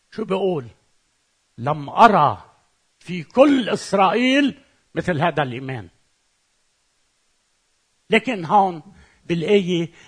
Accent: Lebanon; أنا من لبنان إذا أنا لبناني

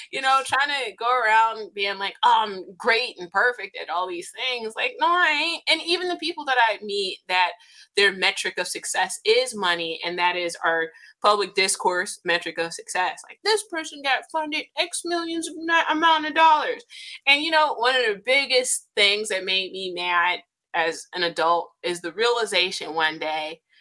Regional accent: United States; as an American descendant of slaves

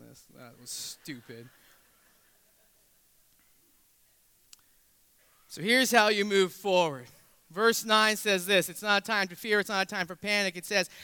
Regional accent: New England, United States; moved away; I say wicked because I'm from New England

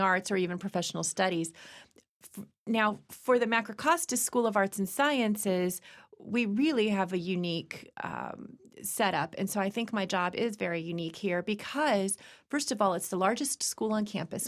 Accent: Virginia, United States; moved away; I was born in Virginia

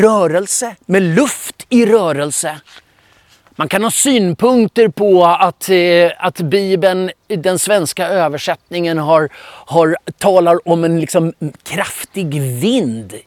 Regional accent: Stockholm, Stockholm County, Sweden; Jag är uppvuxen i Filadelfiakyrkan i Stockholm

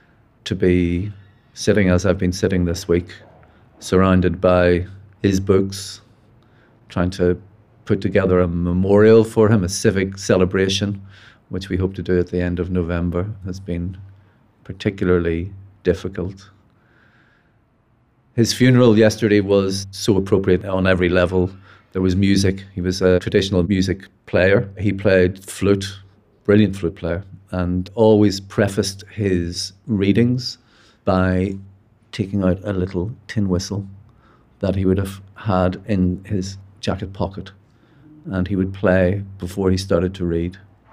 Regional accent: Belfast, Northern Ireland, United Kingdom; I'm a writer from Belfast.

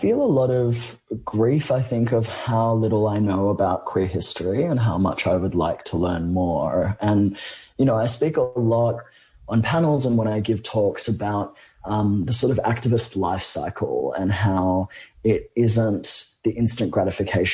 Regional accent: Australia; an Australian person who lives somewhere where gun violence is not a daily reality

